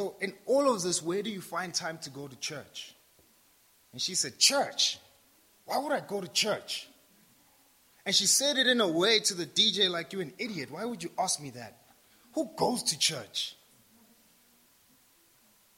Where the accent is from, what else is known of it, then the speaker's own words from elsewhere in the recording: South Africa; I'm South African